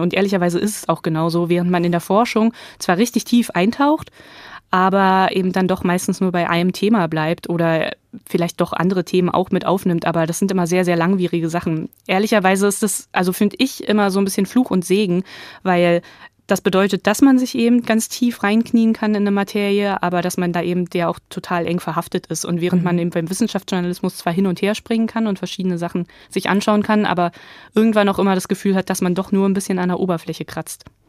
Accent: East Germany, Germany; also born or lived in Berlin; ich komme halt aus Ostdeutschland, da lässt sich die Herkunft auch nicht leugnen

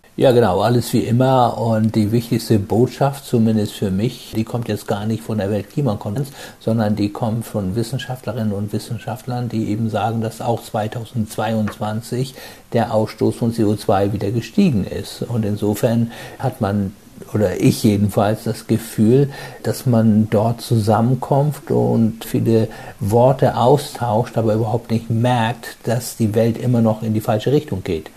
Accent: Germany; also born or lived in Hamburg; Bei uns in Deutschland

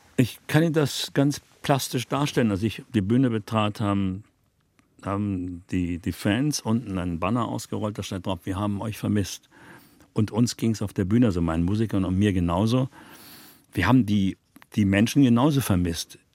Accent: Berlin, Germany; Westberliner Kind wird man natürlich früher politisiert, als wenn man nicht in Westberlin lebte, klar.

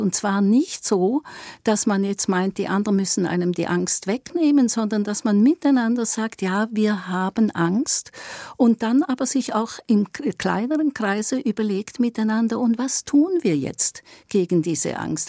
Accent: Eastern Switzerland, Switzerland; ich bin auch eine Schweizerin und ich komme aus der Ostschweiz

